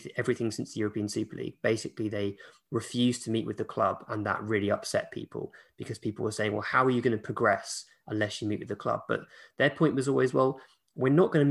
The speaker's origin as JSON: {"language": "English", "region": "England", "country": "United Kingdom"}